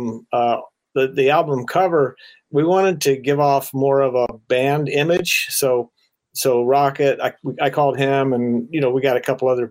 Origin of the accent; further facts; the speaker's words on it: Florida, United States; I grew up in Florida, like I say, and it rains all the time down there